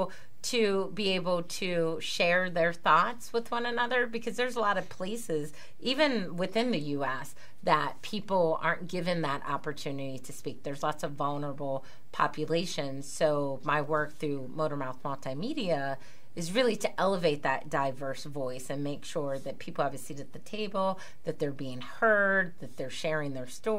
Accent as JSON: {"language": "English", "town": "Pittsburgh", "region": "Pennsylvania", "country": "United States", "tie": "born or raised there", "said": "I was born and raised in Pittsburgh"}